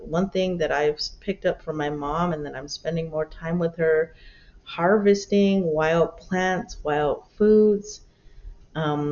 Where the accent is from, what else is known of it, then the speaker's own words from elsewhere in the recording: Tohono O'odham Nation, Arizona, United States; as a kid growing up on the Thonautum Nation, I grew up in two villages, one called Gatka, which is where my mother is from, and one called Okchin, which is where my father is from